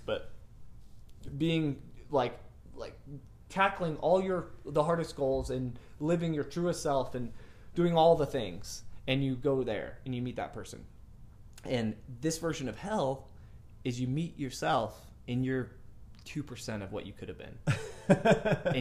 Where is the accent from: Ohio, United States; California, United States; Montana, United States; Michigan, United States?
California, United States; Lompoc; moved away; I was a local celebrity in my hometown